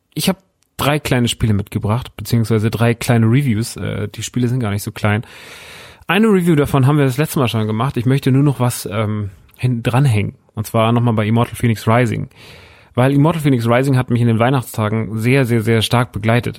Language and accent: German; Aschaffenburg, Bavaria, Germany; ich komme ja aus Aschaffenburg, wohne ja in Aschaffenburg